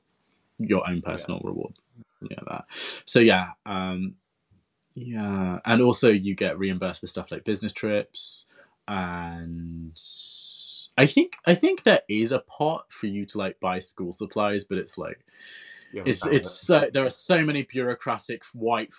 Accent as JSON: {"language": "English", "country": "United Kingdom", "moved": "as an adult", "lives_now": "Japan", "said": "we're from the United Kingdom"}